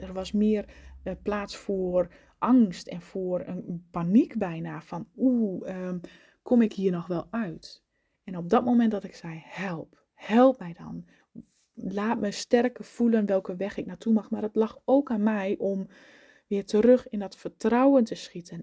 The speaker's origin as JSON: {"language": "Dutch", "region": "eastern Netherlands", "country": "Netherlands", "said": "in het oosten waar ik vandaan kom"}